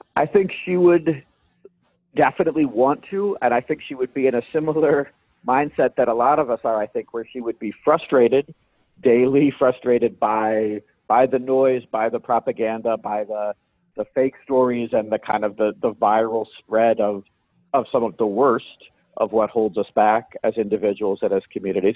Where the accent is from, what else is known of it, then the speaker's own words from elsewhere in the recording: Virginia, United States; I grew up in the South